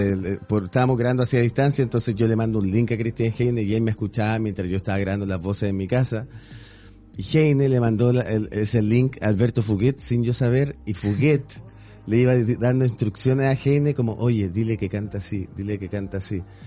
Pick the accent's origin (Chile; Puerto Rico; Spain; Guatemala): Chile; moved away as an adult; also born or lived in Mexico City; now in Mexico; como chileno, que soy re tranquilo